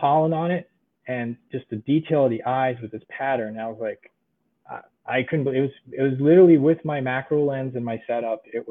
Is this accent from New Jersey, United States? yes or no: no; New York, United States; also born or lived in Budapest, Hungary; Lived in New York most of my life